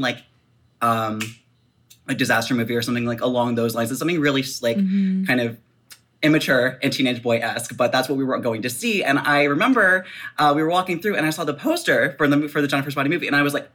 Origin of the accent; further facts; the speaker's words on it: Baltimore, Maryland, United States; I am from Baltimore